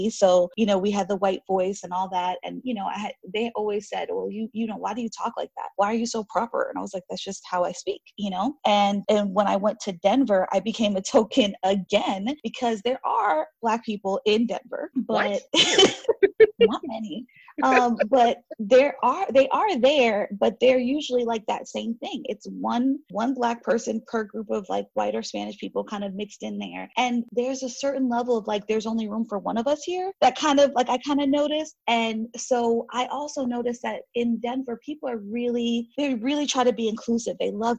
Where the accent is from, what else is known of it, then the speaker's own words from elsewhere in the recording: Haiti; because I'm from Haiti and we share the island of Hispaniola with Dominican Republic.